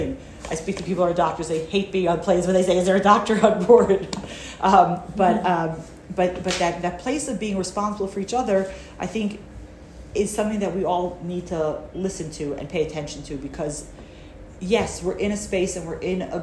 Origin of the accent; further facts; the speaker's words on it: United States; I'm American